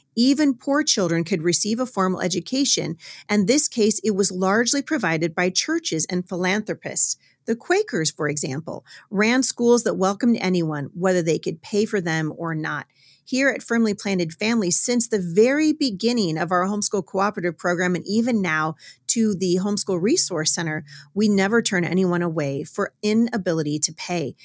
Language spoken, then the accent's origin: English; Battle Ground, Washington, United States; my hometown of Battleground, Washington